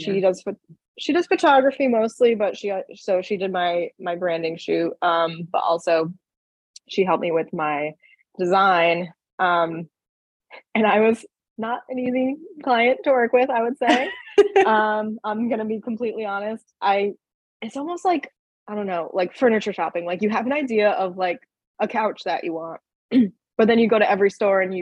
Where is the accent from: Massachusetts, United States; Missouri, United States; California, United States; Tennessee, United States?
Massachusetts, United States; Boston; I'm from Massachusetts. Like, I'm very proud to be a Bostonian.